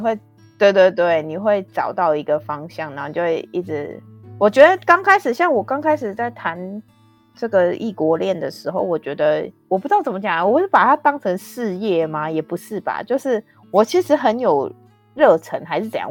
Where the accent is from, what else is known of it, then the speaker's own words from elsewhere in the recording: Taiwan; now in Canada; 我们台湾亚洲这边